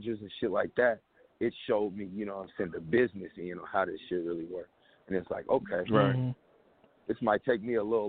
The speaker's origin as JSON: {"language": "English", "area": "the Northwest", "region": "Pacific Northwest", "country": "United States", "tie": "born or raised there", "said": "I'm from the Northwest, so we was raised off Underground West Coast music."}